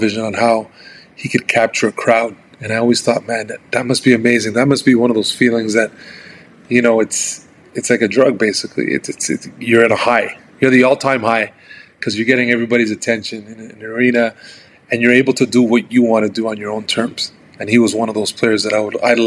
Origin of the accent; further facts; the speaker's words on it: Montreal, Quebec, Canada; very, very, very poor area here in Montreal, I had to grow up kind of, you know, on my toes